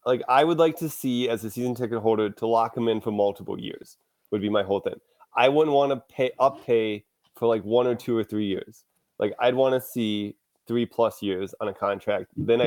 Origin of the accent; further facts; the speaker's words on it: Minnesota, United States; growing up in Minnesota